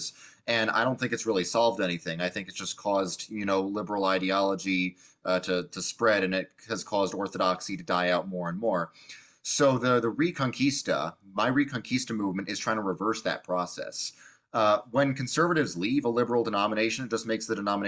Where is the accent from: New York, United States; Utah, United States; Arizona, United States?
New York, United States; I grew up in the New York public school, very secular environment